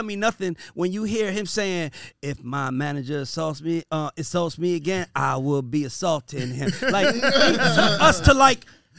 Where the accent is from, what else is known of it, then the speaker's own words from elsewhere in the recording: College Park, Georgia, United States; also born or lived in Atlanta; Like, I'm from College Park. I know some people from East Point. I guess they next to each other.